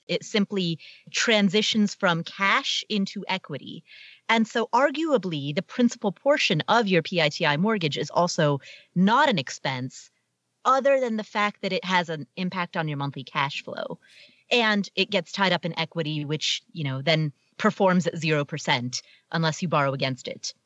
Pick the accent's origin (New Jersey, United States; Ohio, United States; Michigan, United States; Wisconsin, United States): Ohio, United States; Cincinnati; Jerry Springer was the mayor of my hometown